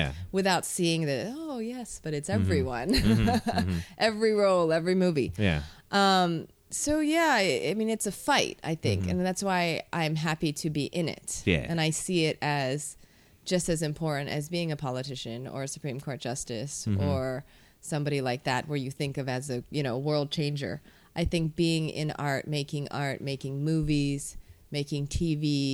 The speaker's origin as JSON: {"language": "English", "area": "Honolulu and Molokai", "region": "Hawaii", "country": "United States", "tie": "born or raised there", "said": "growing up in Honolulu versus Molokai"}